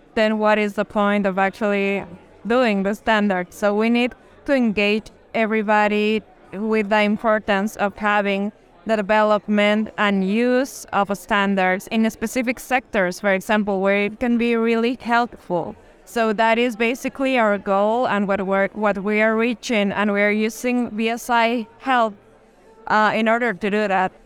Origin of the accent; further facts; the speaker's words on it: La Paz, Bolivia; we're from La Paz